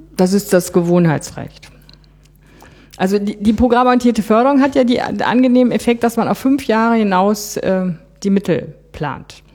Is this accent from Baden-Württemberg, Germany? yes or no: no; Bonn, North Rhine-Westphalia, Germany; ich war aus Bonn